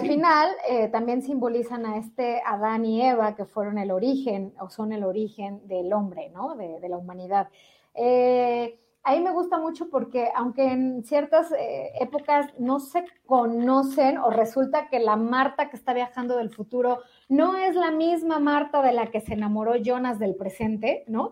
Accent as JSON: {"language": "Spanish", "country": "Mexico", "tie": "born or raised there", "said": "nací en México"}